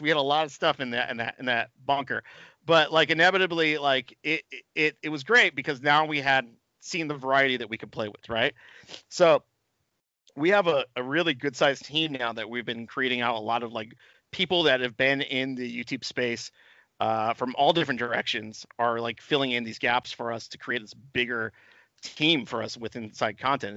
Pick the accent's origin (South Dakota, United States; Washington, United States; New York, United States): New York, United States; I'm like a New Yorker guy